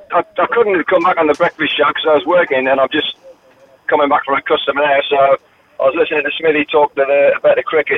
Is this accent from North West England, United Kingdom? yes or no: no; Newcastle upon Tyne, North East England, United Kingdom; I'm a Geordie, mate.